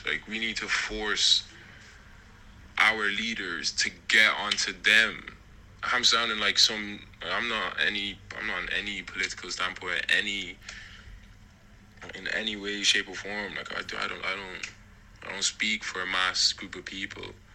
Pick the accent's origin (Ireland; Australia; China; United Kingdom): Ireland; growing up in Ireland